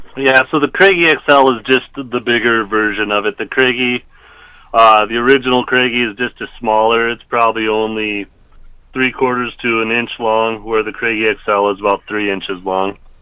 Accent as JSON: {"language": "English", "region": "Black Hills of South Dakota", "country": "United States", "tie": "born or raised there", "said": "growing up in the Black Hills of South Dakota"}